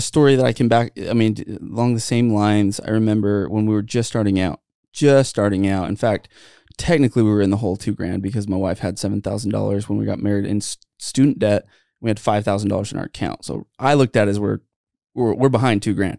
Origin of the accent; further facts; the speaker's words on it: Santa Clara, Utah, United States; a guy that I grew up with in Santa Clara